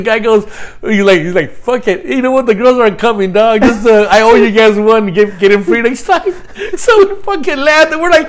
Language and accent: English; Los Angeles, California, United States; Growing up in East LA and having Christmases over there, I think I remember when we were young.